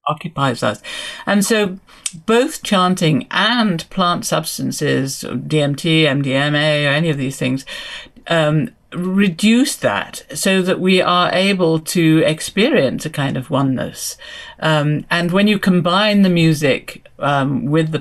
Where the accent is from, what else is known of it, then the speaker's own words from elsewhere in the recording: England, United Kingdom; I'm from England